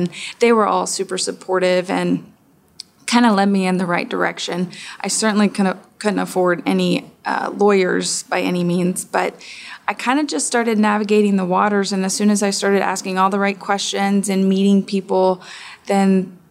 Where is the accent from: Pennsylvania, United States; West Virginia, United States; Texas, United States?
Texas, United States; now in Atlanta, United States; I'm from Texas